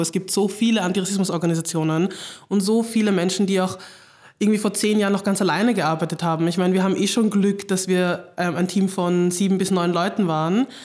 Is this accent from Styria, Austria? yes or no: no; Vienna, Austria; ich komme einfach aus Wien, komme aus Floridsdorf